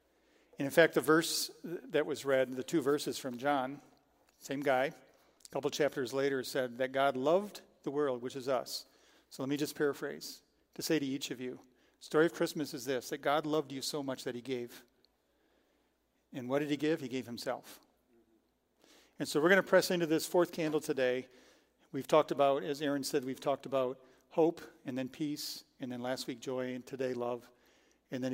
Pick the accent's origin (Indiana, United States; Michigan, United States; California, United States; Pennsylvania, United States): Michigan, United States; Frankenmuth; also born or lived in Detroit area; I grew up in Frankenmuth.